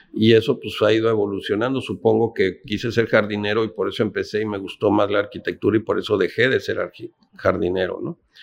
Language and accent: Spanish; Mexico City, Mexico; moved away as an adult; also born or lived in Oaxaca; now in Ensenada, Mexico; yo nací en San Ángel, en el sur de la ciudad, cerca de Coyoacán